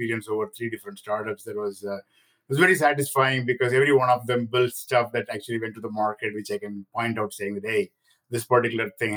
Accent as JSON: {"language": "English", "country": "India", "tie": "born or raised there", "moved": "yes", "said": "I grew up in India"}